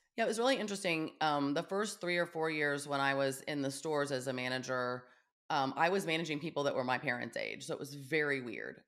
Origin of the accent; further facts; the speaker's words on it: Kansas, United States; also born or lived in Russell, Kansas / Topeka, Kansas; I grew up in Kansas